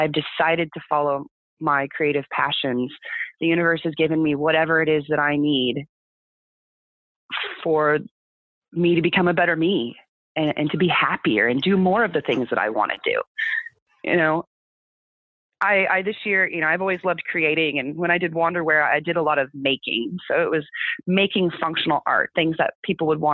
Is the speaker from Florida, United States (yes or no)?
no; Southern California, United States; moved away; I'm born and raised in California, not northern, southern